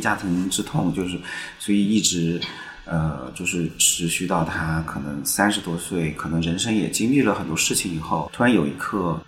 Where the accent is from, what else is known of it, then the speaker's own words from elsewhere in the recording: Chengdu, Sichuan, China; 我是成都人。然后我的那个《何书生长》这部片子也是在我家乡成都拍摄的